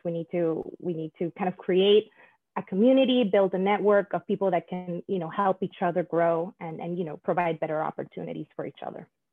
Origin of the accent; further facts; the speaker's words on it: Panama; moved away; I'm originally from Panama